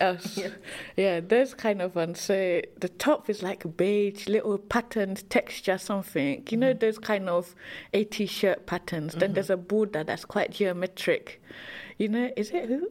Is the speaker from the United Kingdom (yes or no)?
yes; London, United Kingdom; also born or lived in Bow / Saint Lucia; I grew up in Tower Hamlets